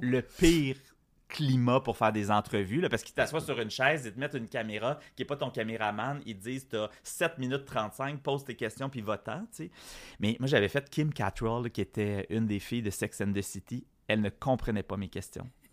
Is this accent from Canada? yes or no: yes; Quebec, Canada; j'ai été élevé dans un milieu extrêmement francophone